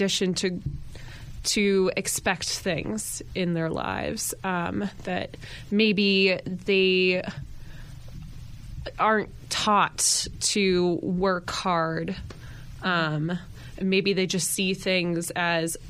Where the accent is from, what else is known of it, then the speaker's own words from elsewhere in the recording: California, United States; now in New York, United States; I'm actually from California